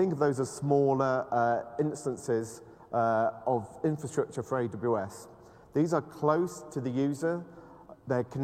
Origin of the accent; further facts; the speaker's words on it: United Kingdom; I'm British